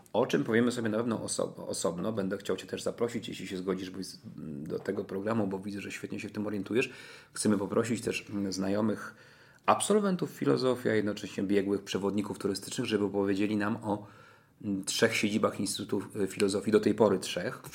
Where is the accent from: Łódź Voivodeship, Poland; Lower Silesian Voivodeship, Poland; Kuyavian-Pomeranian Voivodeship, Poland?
Kuyavian-Pomeranian Voivodeship, Poland; Toruń; mieszkam całe życie w Toruniu